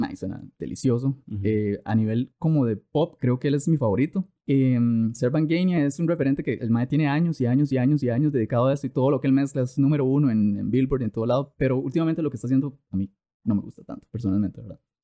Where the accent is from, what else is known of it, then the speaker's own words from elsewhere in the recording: Costa Rica; yo soy tico